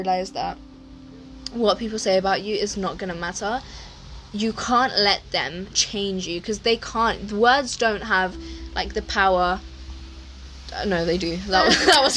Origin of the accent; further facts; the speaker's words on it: England, United Kingdom; I grew up in England, that we all did